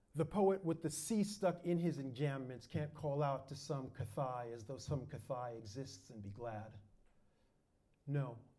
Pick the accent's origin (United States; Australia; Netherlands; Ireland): United States; New York; moved away; also born or lived in Europe; I was born and raised in New York